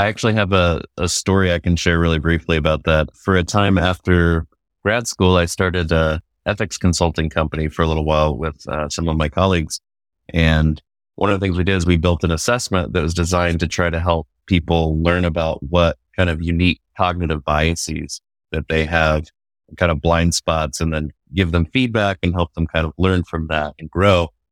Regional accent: Georgetown, Texas, United States; also born or lived in Abilene, Texas / Arlington, Texas; I grew up in Georgetown, Texas, which is about twenty miles north of Austin

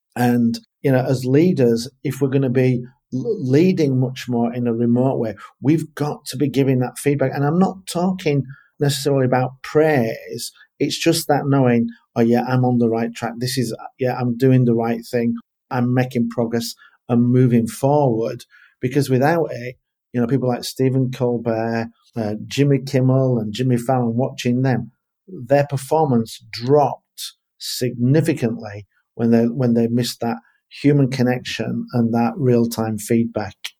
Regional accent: England, United Kingdom; for me being English

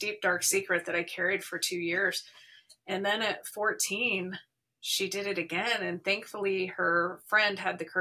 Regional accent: Arizona, United States; now in Salt Lake City, United States; I'm actually originally from Arizona, but I've been here for 20 plus years

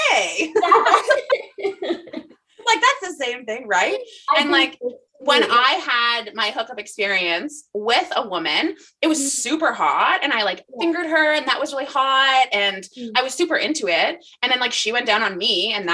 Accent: Guelph, Ontario, Canada; I grew up in Guelph

